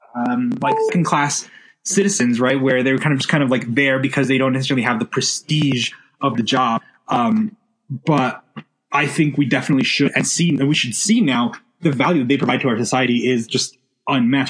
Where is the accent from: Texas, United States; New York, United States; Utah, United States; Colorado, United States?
Texas, United States; El Paso; moved away as an adult; now in Washington, D.C., United States; growing up in El Paso, Texas, like right on the border